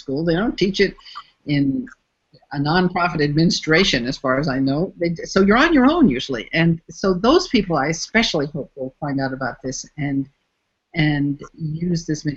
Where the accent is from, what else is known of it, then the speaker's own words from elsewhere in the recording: United States; first language English; moved away as an adult; also born or lived in Canada; now in Mexico; born and raised in the United States